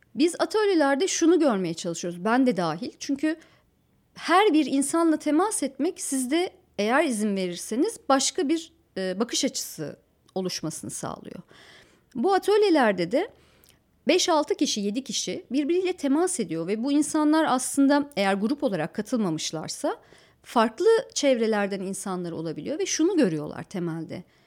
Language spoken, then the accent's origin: Turkish; Antalya, Turkey; moved away; also born or lived in Ankara; Antalya'nın kale içi yıllardır belli bir takım dokusunu koruyan bir yer. Şimdilerde daha da korumaya alındı. orada ahşap iki katlı, üç katlı yapılar vardır. Çocukluğum mesela onların içinde geçti